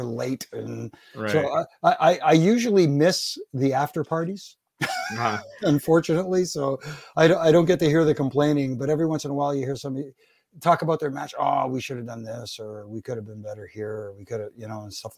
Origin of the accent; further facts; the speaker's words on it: Canada; I'm Canadian